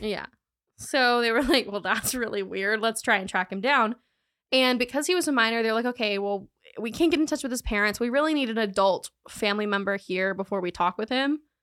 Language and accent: English; Charlotte, North Carolina, United States; I'm from Charlotte